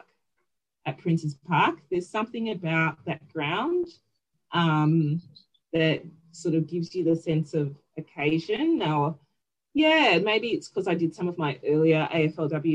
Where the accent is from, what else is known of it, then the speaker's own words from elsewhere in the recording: Northern Territory, Australia; now in Victoria, Australia; growing up in the NT, you know, it's such a footy-loving place, right, growing up in the Northern Territory